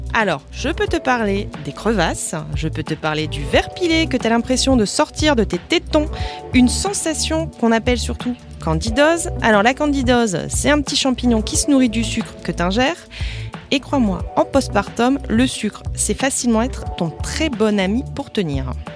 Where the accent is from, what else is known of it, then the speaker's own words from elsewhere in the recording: the North, Hauts-de-France, France; je viens du Nord